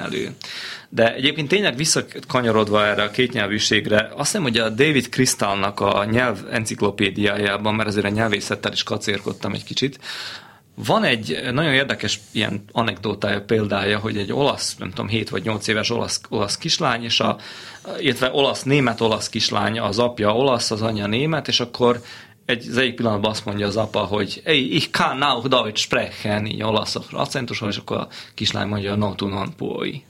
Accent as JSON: {"language": "Hungarian", "town": "Senta", "region": "Vojvodina", "country": "Serbia", "tie": "born or raised there", "said": "Zentán nőttem fel az első pár évben"}